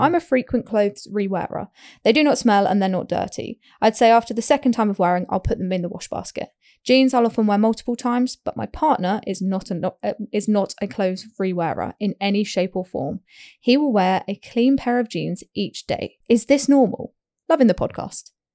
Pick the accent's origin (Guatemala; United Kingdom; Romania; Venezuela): United Kingdom; We are British